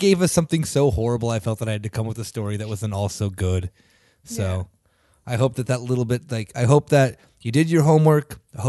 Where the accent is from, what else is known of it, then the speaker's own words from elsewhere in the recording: Canada; I'm Canadian.